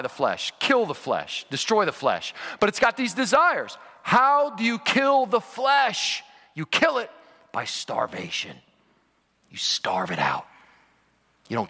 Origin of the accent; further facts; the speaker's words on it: Cincinnati, Ohio, United States; I was born in Cincinnati, Ohio, and have been a lifelong Cincinnati Bengals fan.